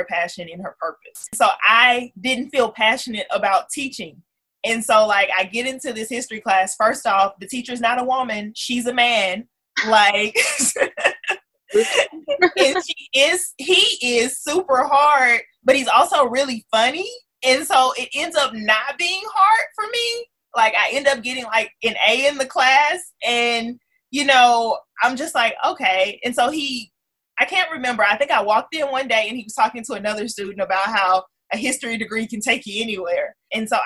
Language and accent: English; Missouri City, Texas, United States; I am from Houston, Texas. I'm from a suburb right outside of Houston called Missouri City. H-Town, born and raised